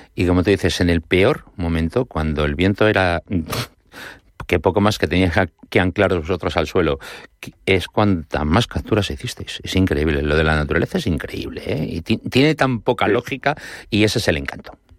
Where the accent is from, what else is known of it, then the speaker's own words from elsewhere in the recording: Madrid, Community of Madrid, Spain; como de madrileño a madrileño